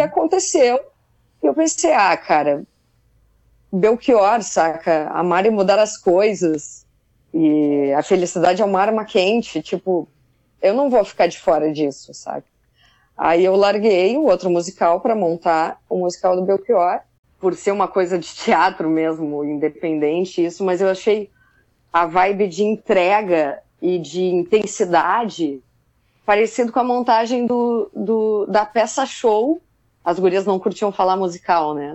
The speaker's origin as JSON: {"language": "Portuguese", "town": "Pelotas", "region": "Rio Grande do Sul", "country": "Brazil", "also_born_or_lived": "Buenos Aires", "moved": "as an adult", "lives_now": "Rio de Janeiro, Brazil", "said": "eu sou de Pelotas, no Rio Grande do Sul"}